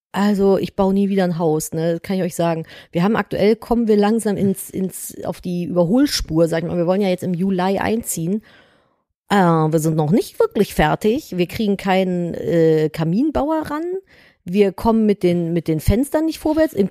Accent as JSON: {"language": "German", "area": "the West", "region": "West Germany", "country": "Germany"}